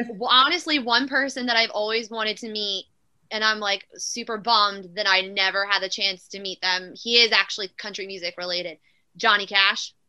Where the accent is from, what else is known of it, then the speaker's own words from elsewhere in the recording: New Jersey, United States; also born or lived in Philadelphia, Pennsylvania; I'm originally from South Philadelphia. My whole family's from South Philly, so we moved to mm. Jersey when I was little